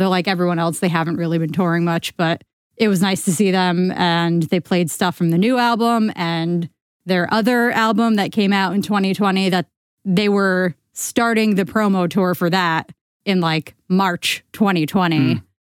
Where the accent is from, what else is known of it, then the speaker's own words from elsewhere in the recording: United States; I'm American